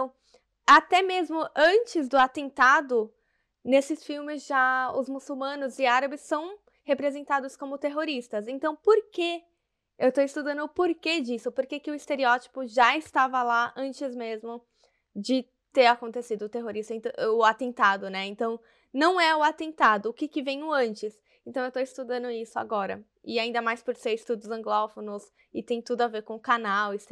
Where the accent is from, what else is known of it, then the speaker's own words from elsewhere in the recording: Salvador, Bahia, Brazil; moved away as an adult; also born or lived in São Paulo; sou nordestina, não tenho mais o sotaque, mas eu nasci em Salvador, na Bahia, morei lá até o que, uns nove anos, depois eu me mudei para São Paulo